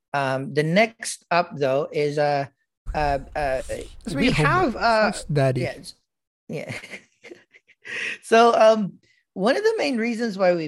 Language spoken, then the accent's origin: English; Philippines; moved away; growing up in the Philippines and, you know, being in a smaller school when I was in grade school